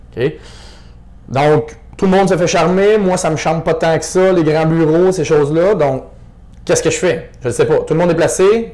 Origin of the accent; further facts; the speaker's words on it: Estrie, Quebec, Canada; je venais de l'Estrie aussi, mais j'étais rendu à Québec